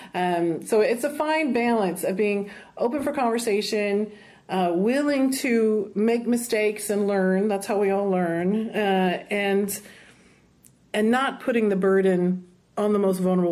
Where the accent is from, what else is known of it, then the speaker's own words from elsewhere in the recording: South Texas, United States; I'm Latina, and I come from South Texas, a small town where the vast majority of us were Chicana